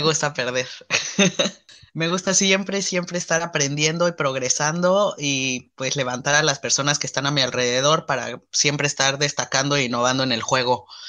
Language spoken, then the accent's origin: Spanish; Mexico; En México creo que la mayoría tenemos ese tamaño